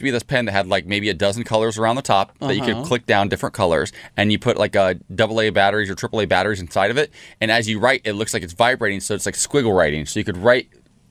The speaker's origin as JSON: {"language": "English", "town": "Columbus", "region": "Ohio", "country": "United States", "tie": "born or raised there", "moved": "yes", "lives_now": "Los Angeles, United States", "said": "I'm from Columbus, Ohio. I went to The Ohio State University."}